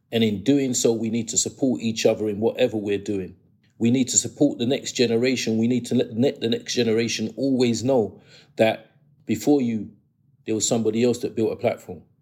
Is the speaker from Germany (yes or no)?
no; England, United Kingdom; born there; I was born in England. I want this to be taught in the schools.